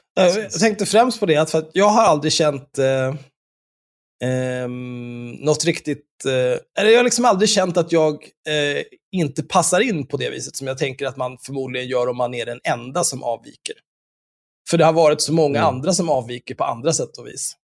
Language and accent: Swedish; Stockholm, Stockholm County, Sweden; jag är ju uppvuxen på Söder